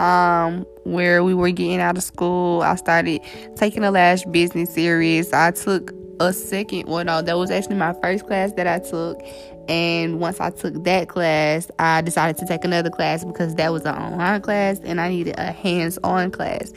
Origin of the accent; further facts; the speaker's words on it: Atlanta, Georgia, United States; moved away as an adult; now in Savannah, United States; I am from Atlanta, Georgia